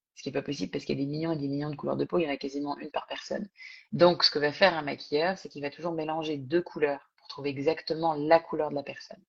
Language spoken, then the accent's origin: French; France; accent: thick French accent; also born or lived in Singapore; j'avais évidemment mon accent français coupé au couteau